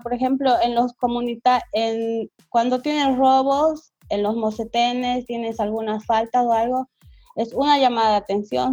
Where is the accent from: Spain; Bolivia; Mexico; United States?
Bolivia; nosotros tenemos como bolivianos